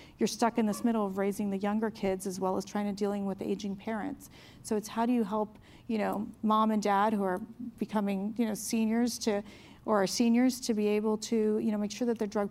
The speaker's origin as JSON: {"language": "English", "town": "Miami", "region": "Florida", "country": "United States", "tie": "born or raised there", "moved": "as an adult", "lives_now": "Washington, United States", "said": "I grew up in Miami, I came from a Cuban-American family."}